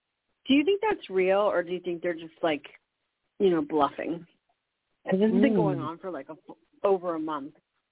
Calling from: New Mexico, United States

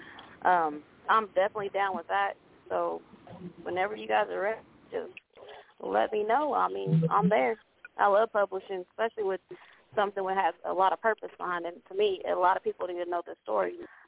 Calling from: Muskogee, Oklahoma, United States; I'm calling from Muskogee, Oklahoma.

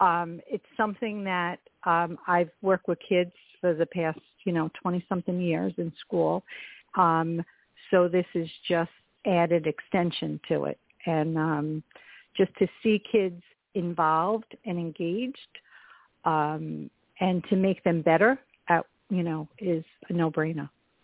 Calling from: Long Beach, California, United States; I'm calling from Long Beach.

